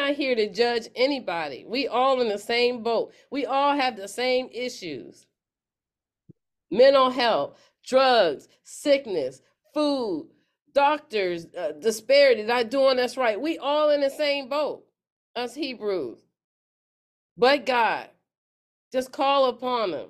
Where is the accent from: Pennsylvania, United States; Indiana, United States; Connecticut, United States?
Pennsylvania, United States; moved away; I'm in Pennsylvania, my hometown